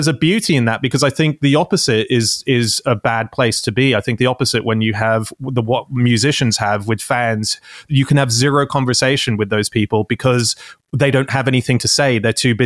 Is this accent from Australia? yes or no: yes; Australia; moved away as an adult; also born or lived in Sydney; now in United Kingdom; as an Aussie